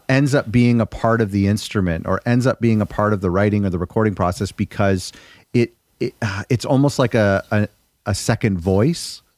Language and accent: English; Toronto, Ontario, Canada; I'm from the G T A, the Toronto area